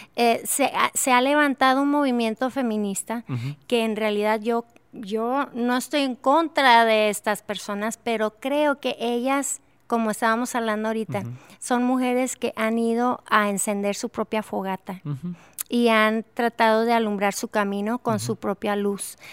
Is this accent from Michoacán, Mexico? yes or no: no; Durango, Mexico; amo mi ciudad natal de Durango.